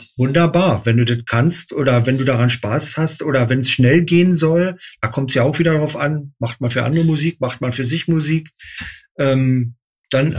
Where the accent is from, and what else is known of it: Berlin, Germany; born or raised there